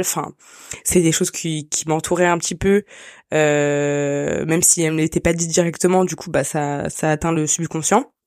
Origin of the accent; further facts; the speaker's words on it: France; also born or lived in Côte d'Ivoire; je suis née en Côte d'Ivoire euh, à la fois euh, la famille qui était proche de moi géographiquement parlant c'était la famille ashkénaze euh, et euh, l'univers et dans lequel j'ai grandi en fait c'était la France